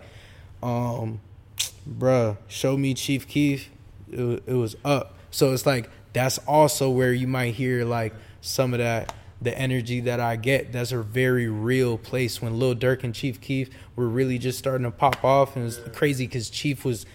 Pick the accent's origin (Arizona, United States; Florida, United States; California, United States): Florida, United States; Oviedo; also born or lived in New York / Puerto Rico; Born in New York. Lived in Puerto Rico for a little bit when I was a baby, and then really just grew up in Oviedo